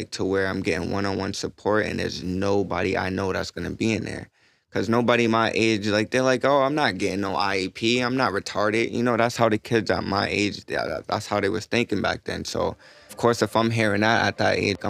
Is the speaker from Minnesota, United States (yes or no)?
no; Boston, Massachusetts, United States; I grew up in Boston